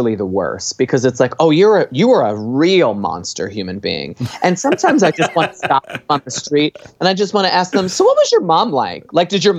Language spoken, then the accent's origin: English; Long Island, New York, United States; moved away as an adult; also born or lived in Buffalo; now in Los Angeles, United States; I grew up on Long Island originally